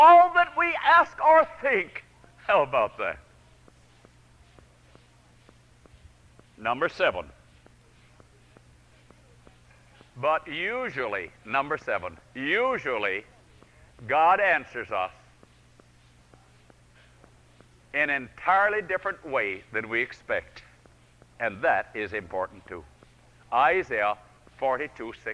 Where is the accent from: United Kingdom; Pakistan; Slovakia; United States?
United States; Lincoln Center, New York; New York. That's my hometown